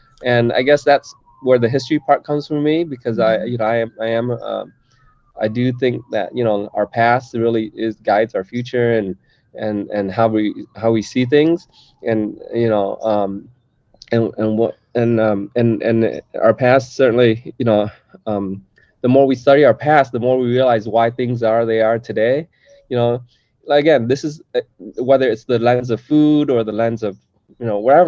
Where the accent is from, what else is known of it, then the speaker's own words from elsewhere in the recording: Detroit, Michigan, United States; moved away; growing up in Detroit, Michigan, or outside Detroit, Michigan, you know I was probably the only Vietnamese in my school, and so that was where I sort of embraced my Vietnamese American identity there.